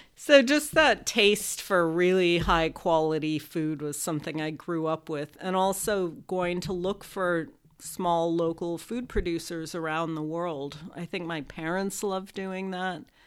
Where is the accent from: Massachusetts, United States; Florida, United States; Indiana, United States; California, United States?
California, United States; Los Angeles; I grew up with the passion for food when I grew up in Los Angeles